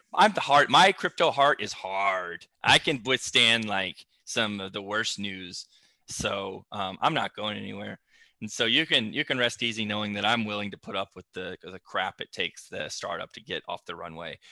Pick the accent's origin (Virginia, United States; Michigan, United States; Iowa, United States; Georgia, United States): Georgia, United States; Flowery Branch; I'm from Flowery Branch, Georgia